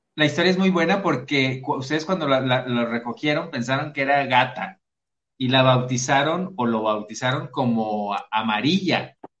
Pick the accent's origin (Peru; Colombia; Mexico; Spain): Mexico; los mexicanos cantinfleamos